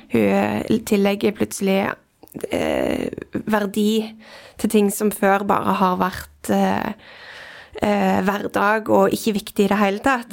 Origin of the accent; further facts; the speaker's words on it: Norway; jeg er født i Norge